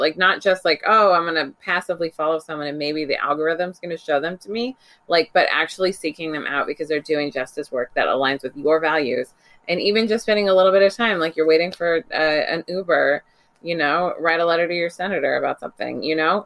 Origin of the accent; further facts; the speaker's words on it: Bay Area, California, United States; moved away; back home to California, which is where I grew up. I grew up in the Bay Area